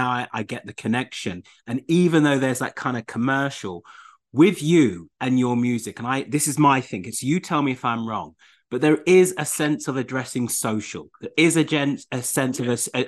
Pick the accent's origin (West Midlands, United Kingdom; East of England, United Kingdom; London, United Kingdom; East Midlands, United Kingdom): East Midlands, United Kingdom; Leicester; I'm from Leicester, Caribbean roots and culture